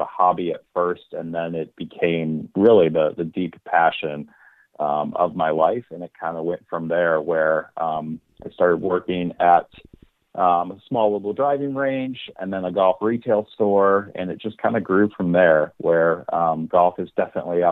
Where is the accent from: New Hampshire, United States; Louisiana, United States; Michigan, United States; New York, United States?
Michigan, United States; moved away as an adult; also born or lived in Midwest; now in St. Louis, United States; Born and raised in Michigan, had a couple different assignments around the Midwest